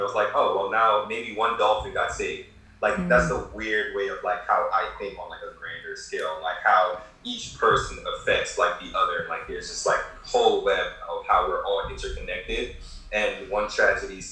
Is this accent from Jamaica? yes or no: yes; Kingston, Jamaica; I was born in Jamaica. I was born in like the ghetto of like Kingston, like a terrible part of Kingston. So I was really bad growing up